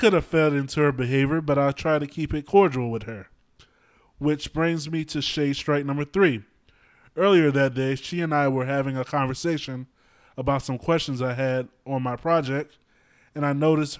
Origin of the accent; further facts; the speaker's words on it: the South, United States; But then again, I came from the South.